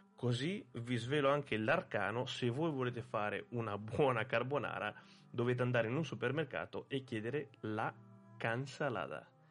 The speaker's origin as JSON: {"language": "Italian", "country": "Italy"}